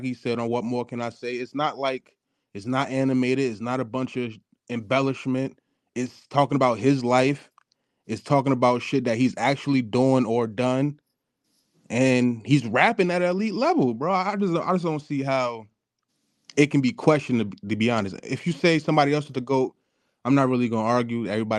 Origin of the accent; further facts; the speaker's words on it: New Jersey, United States; I'm from Jersey.